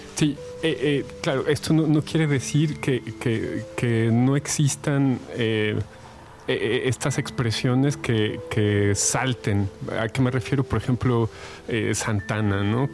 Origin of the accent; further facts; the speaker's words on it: Mexico; como, mexicanos